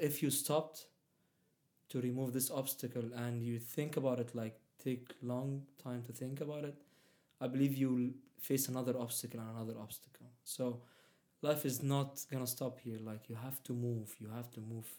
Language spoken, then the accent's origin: English; Egypt; accent: Middle Eastern; first language Arabic; English is a second language; moved away as an adult; also born or lived in Saudi Arabia / Palestine; I was raised uh, there in Egypt, so I even speak Arabic Egyptian.